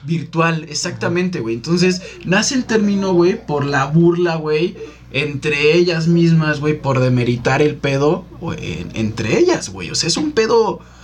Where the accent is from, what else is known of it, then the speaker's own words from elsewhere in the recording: Mexico City, Mexico; Yo soy de aquí de la ciudad